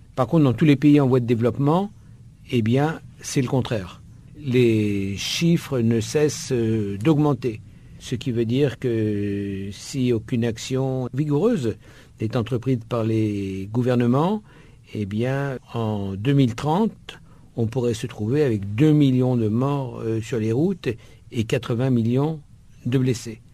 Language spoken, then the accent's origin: French; France; je suis français